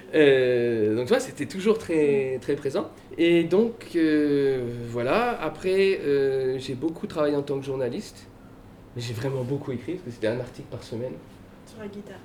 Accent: Paris, Île-de-France, France; moved away as an adult; now in Loudun, France; je suis né à Paris. J'ai grandi à Paris, vous voyez, j'ai le type parisien

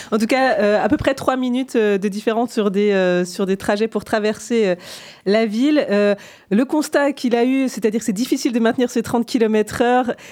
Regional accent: Besançon, Bourgogne-Franche-Comté, France; now in Poitiers, France; quand j'étais enfant à Besançon

